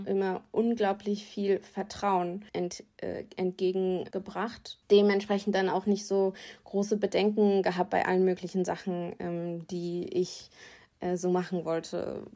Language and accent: German; Rheingau, Hesse, Germany; born or raised there